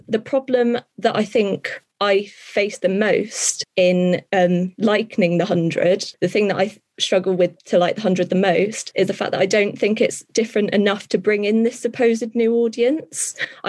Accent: Somerset, South West England, United Kingdom; I'm from Somerset. I've lived in Somerset all my life, apart from when I went to uni.

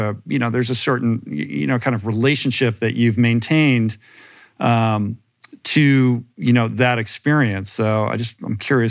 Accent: Maryland, United States; I'm from Maryland, like mm-hmm. So I swam lots of meets at the Naval Academy pool over the years.

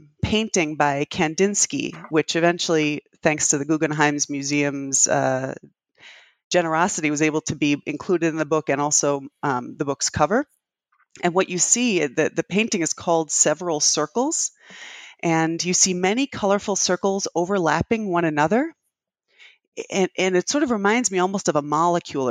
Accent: New Haven, Connecticut, United States; also born or lived in London, England; now in Boston, United States; I grew up in New Haven, Connecticut, and in London, England.

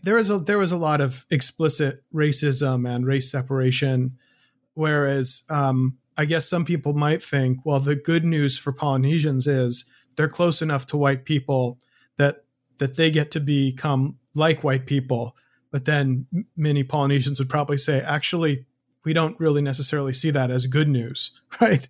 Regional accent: United States; as an American

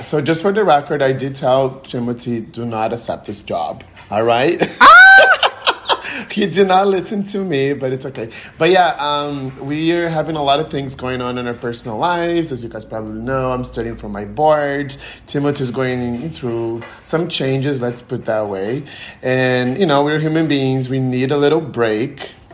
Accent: Brazil; moved away as an adult; also born or lived in Connecticut / Denver; now in Miami, United States; I'm from Brazil originally

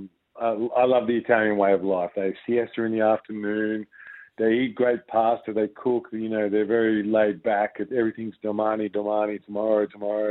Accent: Frankston, Victoria, Australia; When I was a little boy growing up in Frankston playing basketball with my brothers

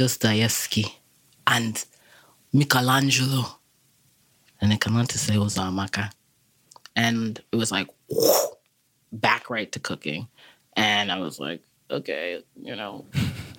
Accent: Massachusetts, United States; also born or lived in Nigeria; growing up in Massachusetts

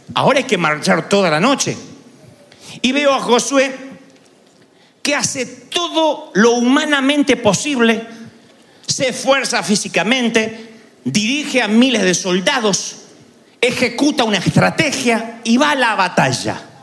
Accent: Argentina; siendo argentino

